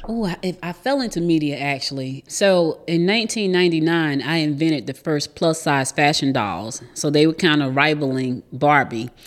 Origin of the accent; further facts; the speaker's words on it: New Jersey, United States; moved away as an adult; now in Georgia, United States; I was born here in Georgia, but I was raised in New Jersey. So I spent the most of my life in Jersey